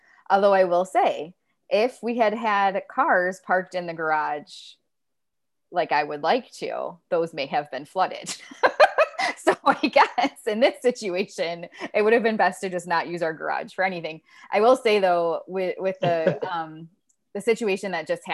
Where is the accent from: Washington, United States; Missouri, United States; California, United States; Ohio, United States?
Ohio, United States; moved away; I grew up in Ohio where it snows a lot